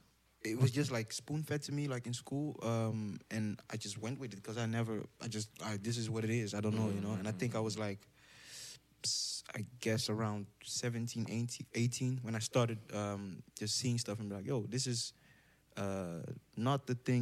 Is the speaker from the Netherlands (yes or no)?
yes; Amsterdam, North Holland, Netherlands; English is a second language; I grew up in Southeast Balmer, kind of rough